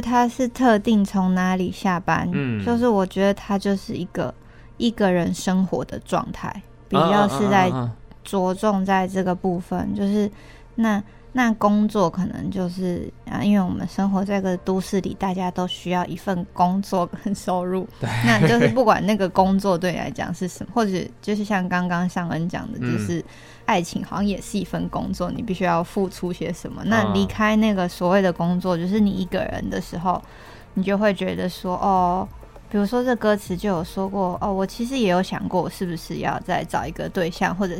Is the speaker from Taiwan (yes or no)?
yes; Chiayi, Taiwan; now in Taipei, Taiwan; 我是嘉义人，然后我觉得南部好像其实都是狗派，养狗比较多。然后我觉得跟生活空间有很大的，就像我来台北之后，我是养猫，然后不是养狗